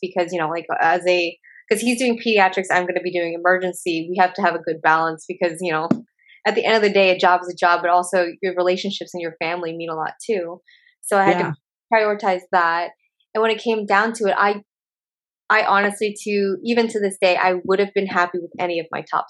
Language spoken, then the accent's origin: English; Oregon, United States; moved away as an adult; I'm from Oregon, and I went to a college. I lived at home with my parents